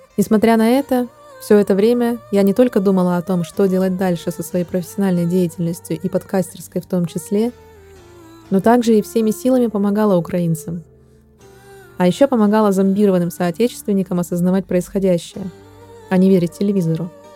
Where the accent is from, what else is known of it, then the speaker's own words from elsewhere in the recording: Russia; moved away; Я россиянка